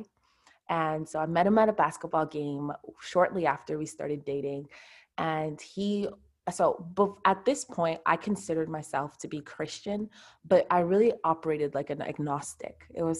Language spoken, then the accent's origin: English; Montreal, Quebec, Canada; I'm from Montreal, Canada. So that's where I live.